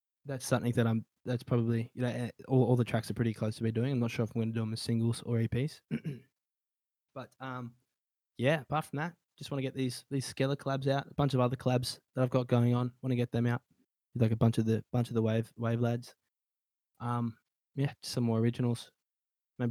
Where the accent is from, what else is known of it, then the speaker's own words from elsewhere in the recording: Australia; I'm an Australian